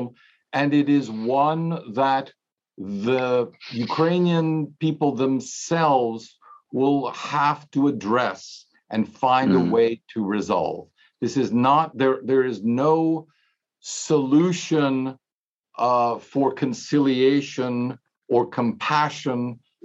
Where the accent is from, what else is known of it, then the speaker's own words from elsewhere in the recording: Germany; moved away; I grew up, I'm just over 60, but I grew up in Europe, in Germany